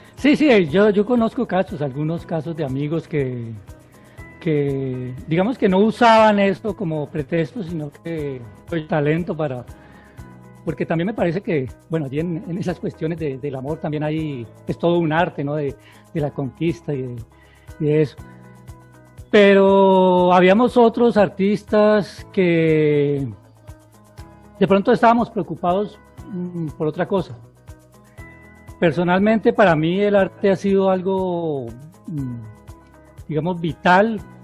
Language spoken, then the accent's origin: Spanish; Florida, Valle del Cauca, Colombia; also born or lived in Cali / Piendamó; yo nací aquí en Florida